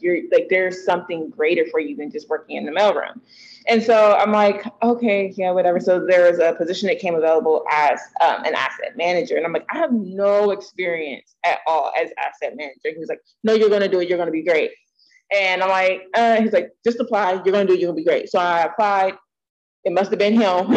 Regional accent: Columbus, Ohio, United States; moved away; I was born and raised in Ohio

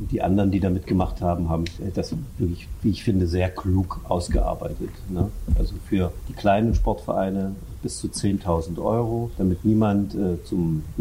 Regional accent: Görlitz, Saxony, Germany; Ich habe als Jugendlicher, ich komme aus Görlitz, äh, Feldhockey gespielt.

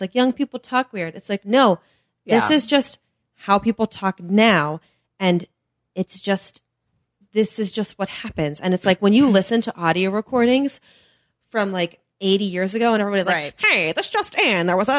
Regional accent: United Kingdom; Do you know I'm British?

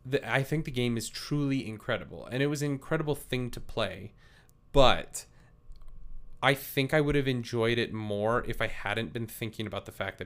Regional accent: Canada; I am very Canadian

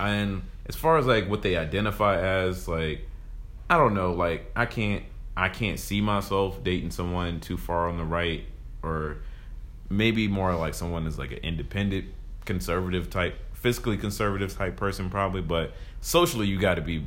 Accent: the South, United States; I grew up in the South

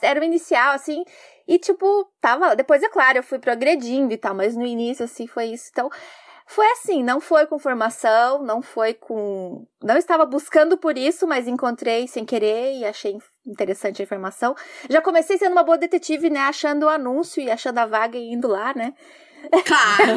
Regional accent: Curitiba, Paraná, Brazil; now in Japan; Eu sou curitibana

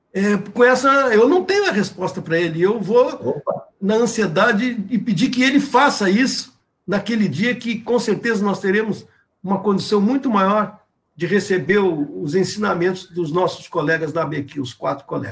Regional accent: Brazil; cada um de nós, como brasileiros

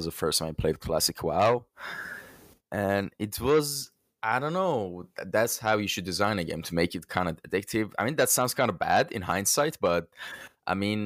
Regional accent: Iran; I'm from Iran

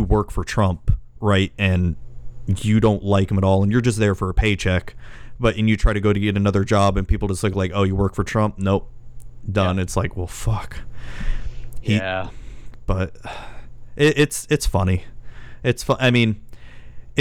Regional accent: Florida, United States; I was born and raised in Florida

